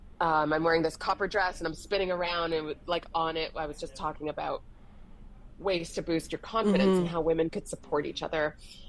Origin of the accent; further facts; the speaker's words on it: England, United Kingdom; born there; And the fact that I was born in England, so I have a bit of that inflection.